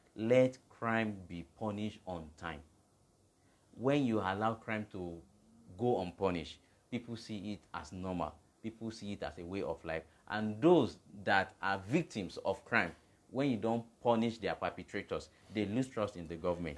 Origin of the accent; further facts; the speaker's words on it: Nigeria; we came together as a Nigerian, not as a Yoruba guy